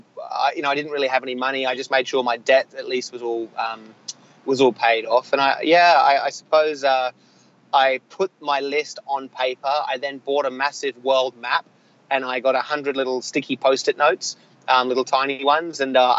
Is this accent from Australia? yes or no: yes; Australia; being an Australian, being somewhat sheltered growing up